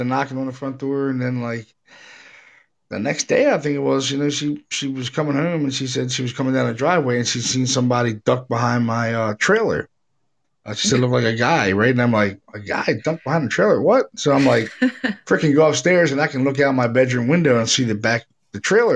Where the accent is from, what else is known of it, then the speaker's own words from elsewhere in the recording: Baltimore, Maryland, United States; moved away; I was from Baltimore, so. When I was a kid, we only had like four channels.